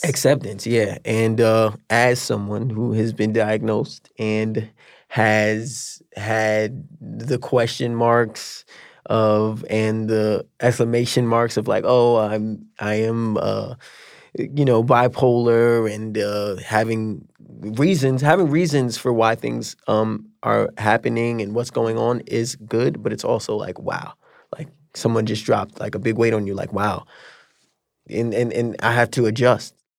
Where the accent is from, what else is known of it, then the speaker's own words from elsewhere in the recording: New York City, New York, United States; I got into this high school in a different area of New York